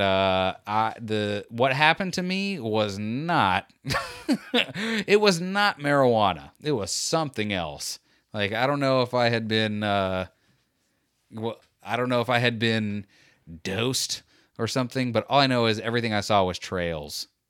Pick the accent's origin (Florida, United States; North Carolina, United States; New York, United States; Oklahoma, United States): Florida, United States; I'm from Florida